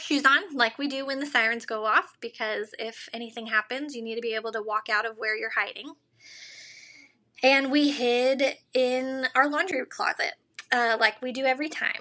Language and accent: English; Arkansas, United States; growing up in Arkansas